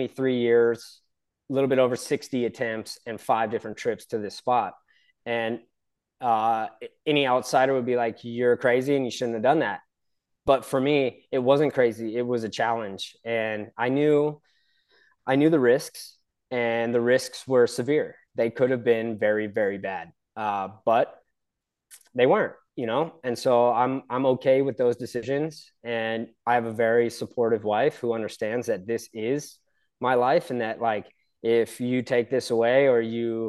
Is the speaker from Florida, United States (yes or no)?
no; San Clemente, California, United States; I was born and raised in San Clemente, California, Southern OC